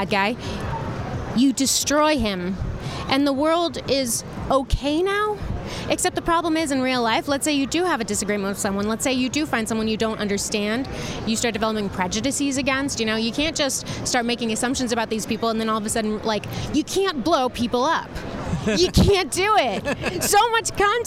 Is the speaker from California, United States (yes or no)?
yes; San Francisco, California, United States; I come from San Francisco in the Bay Area